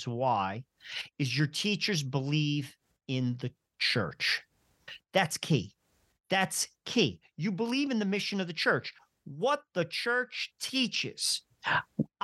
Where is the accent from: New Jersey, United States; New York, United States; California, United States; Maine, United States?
New Jersey, United States; I'm from New Jersey